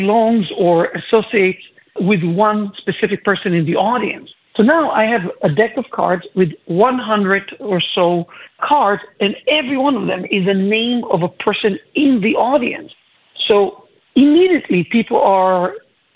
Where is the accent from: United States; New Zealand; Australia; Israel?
Israel; moved away; I'm originally from Israel.